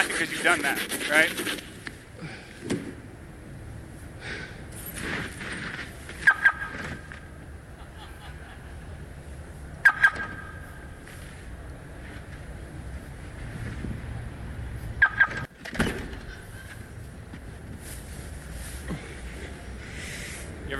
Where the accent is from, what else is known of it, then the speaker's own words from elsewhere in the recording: United States; myself included, that we as American Christians